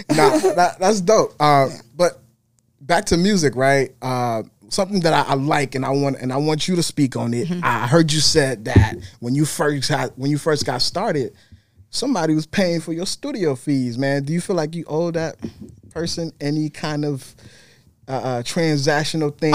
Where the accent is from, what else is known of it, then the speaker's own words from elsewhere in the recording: Minnesota, United States; I'm from Minnesota, so I'm not from New York